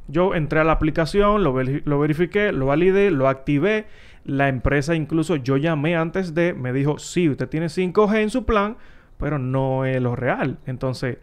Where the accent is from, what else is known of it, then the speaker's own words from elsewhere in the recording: Santo Domingo, Distrito Nacional, Dominican Republic; Donde yo me crié, pasaron en Villa Consuelo ahí